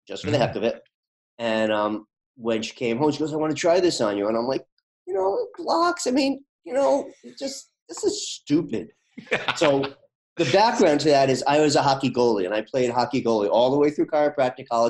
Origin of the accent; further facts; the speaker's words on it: New York, United States; moved away as an adult; now in Boston, United States; I'm from New York